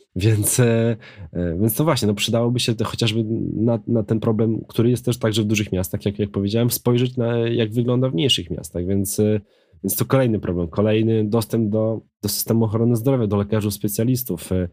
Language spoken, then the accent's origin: Polish; Krasnystaw, Lublin Voivodeship, Poland; moved away as an adult; now in Warsaw, Poland; Krasnystaw, który ma już teraz e, chyba 17 tysięcy, moje rodzinne miasto